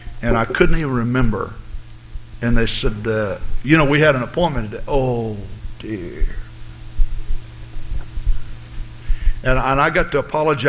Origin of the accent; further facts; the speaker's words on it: the South, United States; moved away; I grew up in the South, and I'm not saying I'm a Southern gentleman